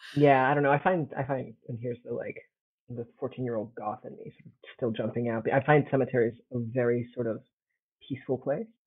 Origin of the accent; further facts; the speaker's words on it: Italy; moved away as an adult; also born or lived in United States; I grew up in Italy, but my mom's from the States